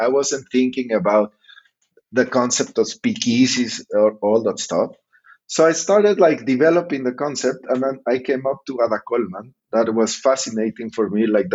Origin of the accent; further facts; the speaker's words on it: Mexico City, Mexico; I'm from Mexico City, and I'm the founder of Hanky Panky.